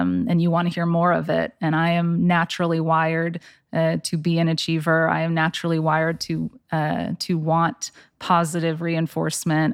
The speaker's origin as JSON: {"language": "English", "town": "Flower Mound", "region": "Texas", "country": "United States", "tie": "born or raised there", "said": "I grew up in Flower Mound. I, born and raised"}